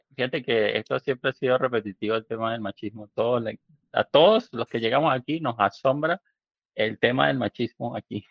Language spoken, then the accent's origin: Spanish; Venezuela; also born or lived in Medellín, Colombia (family); now in Mexico; yo soy venezolano, pero yo, mi familia es colombiana, de Medellín, toda mi familia es de Medellín y fui criado como, como colombiano